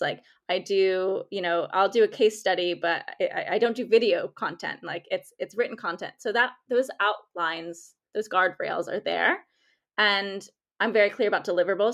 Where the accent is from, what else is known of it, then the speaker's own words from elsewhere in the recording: United States; accent: American; I'm American by, if you can tell by my accent